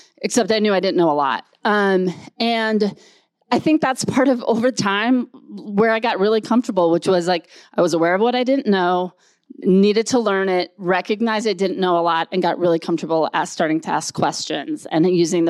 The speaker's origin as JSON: {"language": "English", "town": "Rochester", "region": "Minnesota", "country": "United States", "tie": "born or raised there", "said": "I grew up in Rochester, Minnesota."}